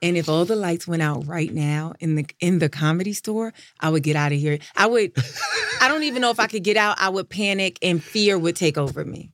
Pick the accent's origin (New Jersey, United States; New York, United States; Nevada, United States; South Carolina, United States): New York, United States; I'm from New York.